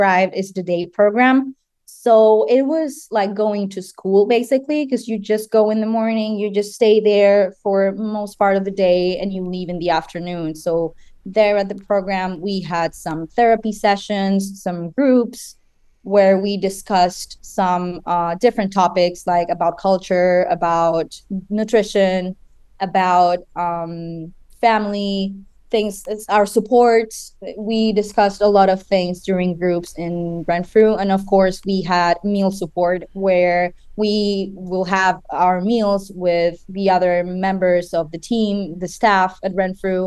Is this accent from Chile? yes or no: yes; Chile; moved away as an adult; now in United States; I'm originally from Chile. That's my home country